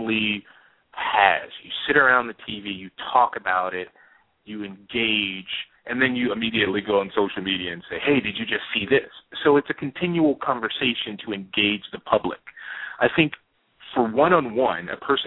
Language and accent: English; Louisiana, United States; moved away as an adult; also born or lived in New York City; moved to New York City when I was 20 from Louisiana.